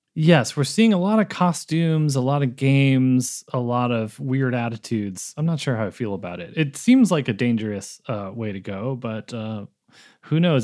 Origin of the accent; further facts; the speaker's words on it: Boston, Massachusetts, United States; now in California, United States; every girl I grew up with in Boston